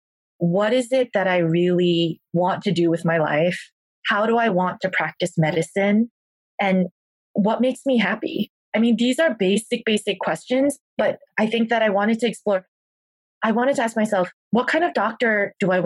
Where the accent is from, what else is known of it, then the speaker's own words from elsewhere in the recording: South Korea; now in United States; I'm Korean. I was born in South Korea